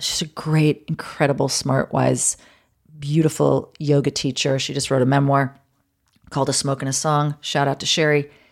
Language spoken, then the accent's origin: English; New York City, New York, United States; moved away as an adult; now in Los Angeles, United States; I'd been born and raised in New York